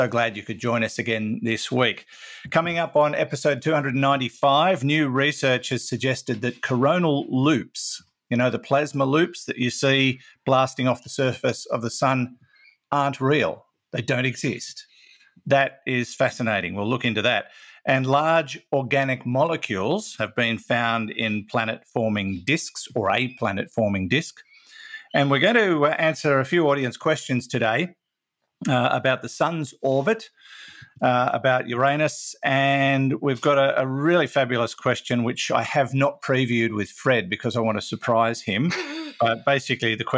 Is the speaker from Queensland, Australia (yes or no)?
no; Maitland, New South Wales, Australia; moved away; Maitland's my hometown